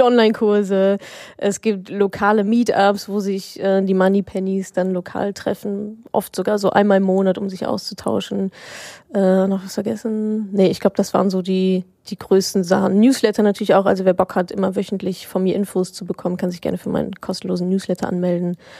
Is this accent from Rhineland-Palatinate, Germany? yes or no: no; Dortmund, North Rhine-Westphalia, Germany; moved away; also born or lived in Hamburg; Ich war in meiner Heimat im wunderschönen Dortmund